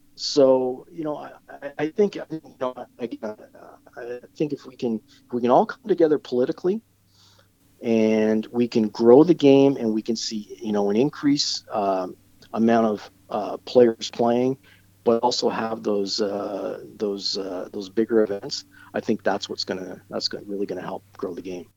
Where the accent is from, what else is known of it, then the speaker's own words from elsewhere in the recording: Brampton, Ontario, Canada; moved away; my home town of Brampton